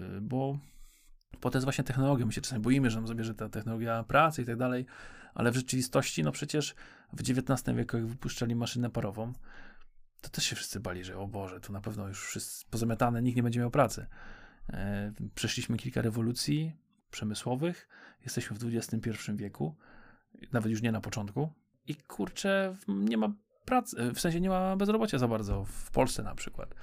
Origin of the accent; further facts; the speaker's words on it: Poznań, Greater Poland, Poland; Jesteśmy z Poznania